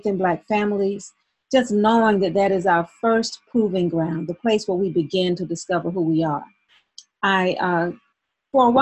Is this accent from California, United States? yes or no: no; Albany, Georgia, United States; moved away as an adult; also born or lived in Atlanta / Philadelphia; now in Albany, United States; from Albany, Georgia, my hometown.